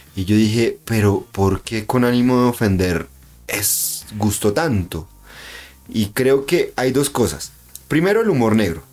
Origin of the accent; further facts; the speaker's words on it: Convención, Norte de Santander, Colombia; Es como la gente de mi pueblo, ¿no? Entonces como, mm. uy, es que somos convencionistas y convención de mi alma